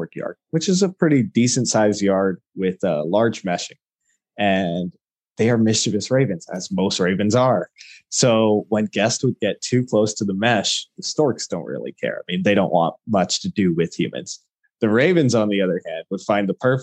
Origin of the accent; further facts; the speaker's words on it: El Paso, Texas, United States; also born or lived in Albuquerque, New Mexico; born and raised in Texas, did as much as I could to get into the animal field here at El Paso through the El Paso Zoo.